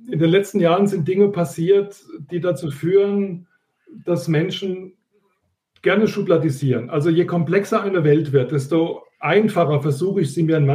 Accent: Pirmasens, Rhineland-Palatinate, Germany; wo ich mit einer einmaligen Ausbildung in meiner Heimatstadt Pirmasens an jedem meiner Studienorte einfach reinlaufen konnte

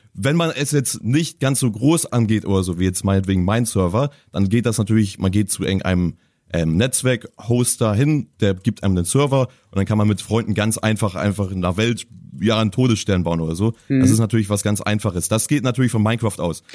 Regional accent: Hamburg, Germany; als Hamburger

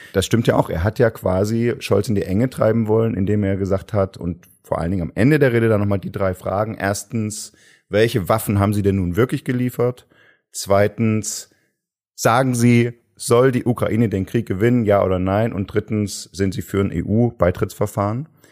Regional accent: Saxony, Germany; Ich bin ja selbst aus Sachsen

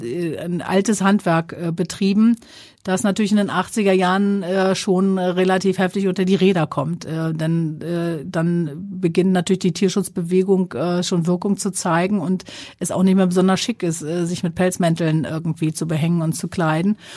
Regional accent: Sylt, Schleswig-Holstein, Germany; moved away; das ist so der Strandübergang meiner Kindheit

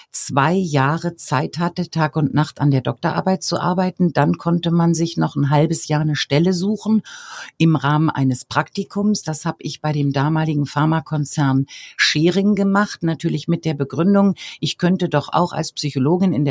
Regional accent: Regensburg, Bavaria, Germany; Und an der Universität Regensburg, meiner Heimatstadt, konnte man sich den Studienplatz einklagen

